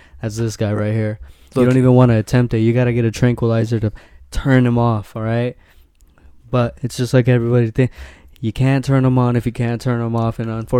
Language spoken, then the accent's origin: English; Liverpool, North West England, United Kingdom; I'm from Liverpool.